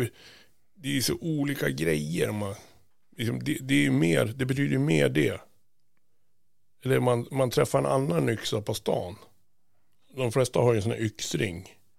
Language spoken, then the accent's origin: Swedish; Sweden; lite blåögda svenskar